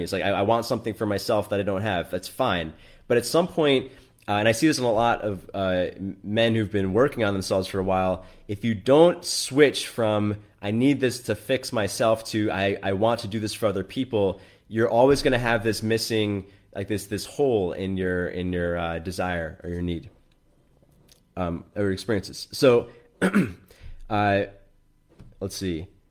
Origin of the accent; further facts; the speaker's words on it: New York, United States; I grew up in New York, so I'm, I'm quite liberal in general